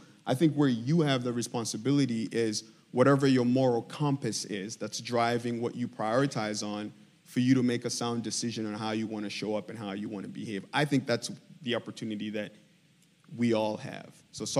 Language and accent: English; DR Congo; I was born and raised in Congo, okay?